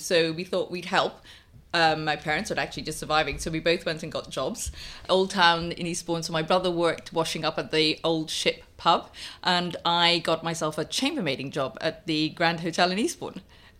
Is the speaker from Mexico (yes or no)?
no; Guyana; I grew up in Guyana. So it was a lot of colour, a lot of noise, a lot of... I mean, I had three dogs, two parrots and a monkey as a pet. So a completely mad childhood.